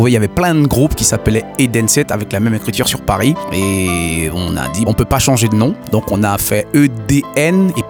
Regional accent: French Guiana; moved away as an adult; also born or lived in Haiti; now in France; mes parents euh, qui sont partis vivre en Guyane et puis nous ont fait rentrer. À l'âge de deux ans, je suis arrivé en Guyane.

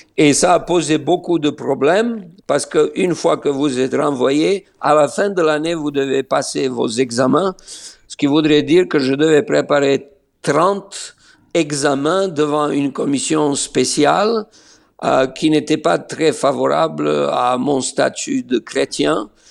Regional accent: Niš, Serbia; moved away as an adult; also born or lived in Belgrade; now in Israel; je suis né à Niche

